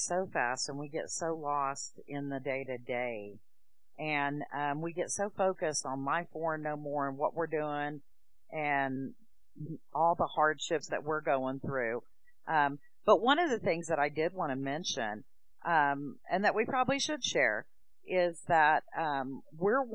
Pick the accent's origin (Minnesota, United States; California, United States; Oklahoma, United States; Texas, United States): Oklahoma, United States; moved away as an adult; now in Tennessee, United States; we're from Oklahoma originally. We've moved to Tennessee in 2013 near my husband's family.